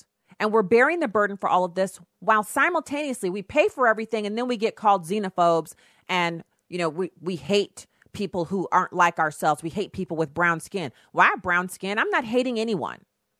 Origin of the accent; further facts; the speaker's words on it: Germany; That's like almost a Fußgänger zone, which is what I'm used to calling it because I grew up in Germany